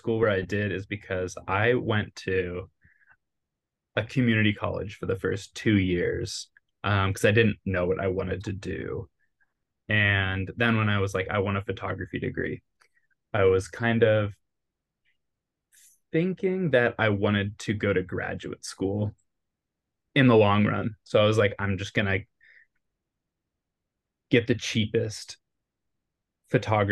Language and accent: English; Seattle, Washington, United States; also born or lived in Southern California / Long Beach, California; now in Chicago, United States; I'm from Seattle, Washington originally, and I've lived in Southern California for about 10 years before I moved to Chicago in 2020